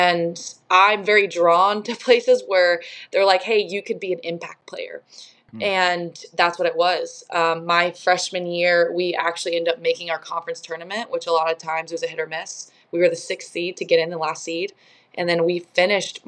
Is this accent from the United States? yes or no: yes; Indiana, United States; moved away as an adult; also born or lived in Washington, D.C.; I grew up in Indiana